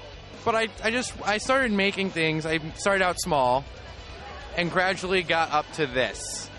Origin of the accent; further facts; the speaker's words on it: Massachusetts, United States; I'm from Massachusetts.